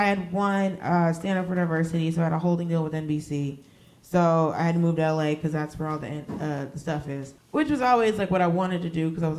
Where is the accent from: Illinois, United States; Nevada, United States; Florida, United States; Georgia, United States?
Georgia, United States; Norcross; moved away as an adult; also born or lived in Miami; now in Los Angeles, United States; I went to school in Gwinnett. We moved around a lot around Atlanta, and then we moved back to Miami, and then we moved back to Atlanta. But the neighborhood that I grew up in Norcross was very diverse.